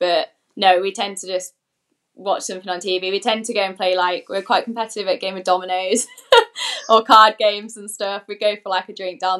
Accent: Coventry, West Midlands, United Kingdom; I'm from Coventry

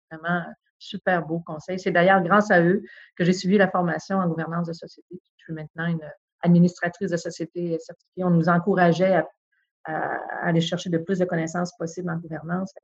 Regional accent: Chicoutimi, Quebec, Canada; moved away as an adult; je suis une fille du Saguenay-Lac-Saint-Jean. Je suis née à Chicoutimi, euh, j'y ai, grandi.

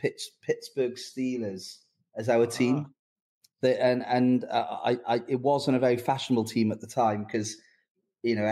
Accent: Newport, Wales, United Kingdom; my hometown of Newport.

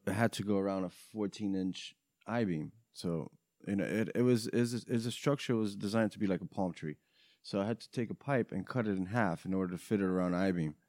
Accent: New York, United States; born or raised there; English is a second language; also born or lived in Romania

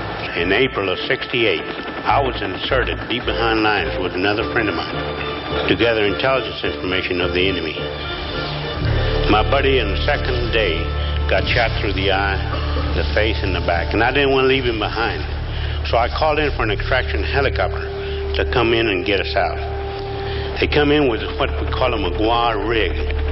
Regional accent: Cuero, Texas, United States; also born or lived in El Campo, Texas; I was born in Cuero, the turkey capital of the world.

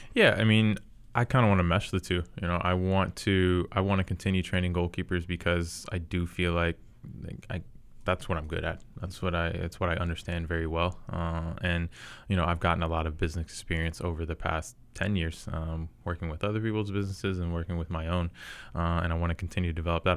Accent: Charlotte, North Carolina, United States; I am from Charlotte

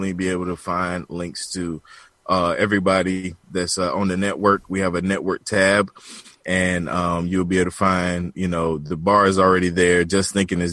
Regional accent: the South, United States; accent: country, down south

